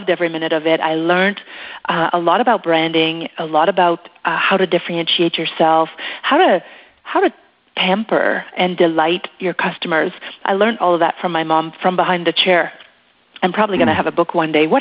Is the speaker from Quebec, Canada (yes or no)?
yes; Quebec, Canada; first language French; English is a second language; moved away as an adult; now in Western Canada; in Quebec, we have a bit of a different system than here out west